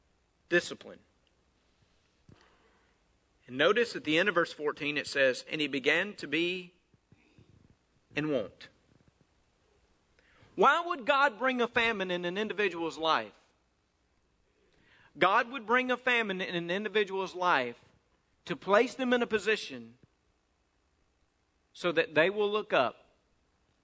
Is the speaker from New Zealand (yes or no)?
no; North Mississippi, United States; I grew up there in North Mississippi